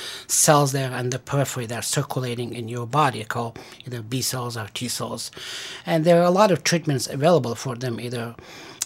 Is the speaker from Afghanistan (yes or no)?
yes; Afghanistan; moved away as an adult; also born or lived in Stanford, California / Massachusetts / Pennsylvania; now in Syracuse, United States; I was born in Afghanistan, and I went to medical school there